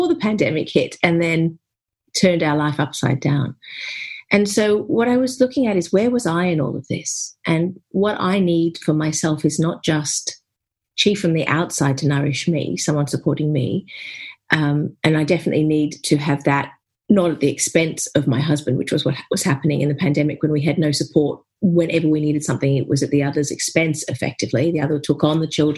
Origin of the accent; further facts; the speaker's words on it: Australia; now in United Kingdom; I'm here in the UK, even though I'm an Aussie.